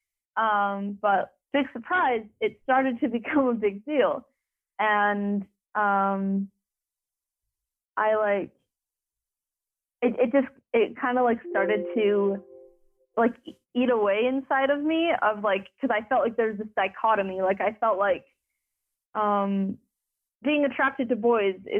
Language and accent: English; Utah, United States; I grew up in Utah